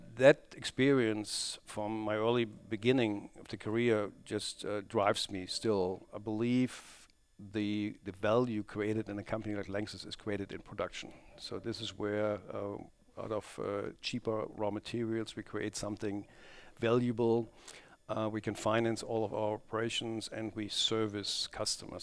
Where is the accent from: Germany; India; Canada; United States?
Germany; Krefeld, North Rhine-Westphalia; Crayfield is actually my hometown